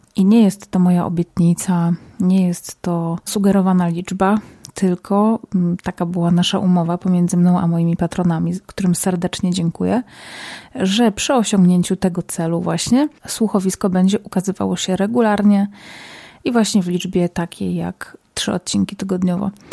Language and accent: Polish; Zabrze, Silesian Voivodeship, Poland; now in Warsaw, Poland; Pochodzę z, ze Śląska, z Zabrza, a od kilku lat mieszkam w Warszawie